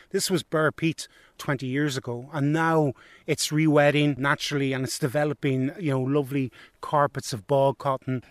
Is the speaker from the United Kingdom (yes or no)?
yes; County Antrim, Northern Ireland, United Kingdom; moved away; I'm from County Antrim originally